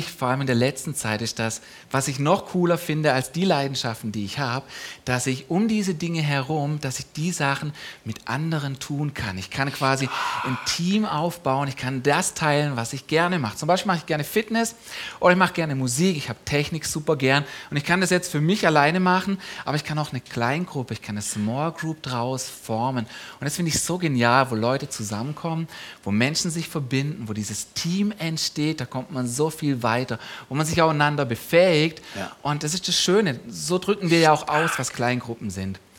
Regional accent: Donaueschingen, Baden-Württemberg, Germany; Also ursprünglich … und ich, wir kommen beide aus der Ecke Donaueschingen.

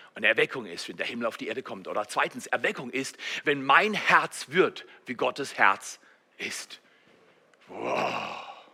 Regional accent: Germany; als Deutsche

